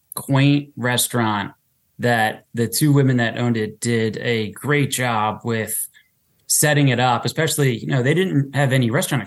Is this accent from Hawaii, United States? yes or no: no; Drexel Hill, Pennsylvania, United States; I grew up in Drexel Hill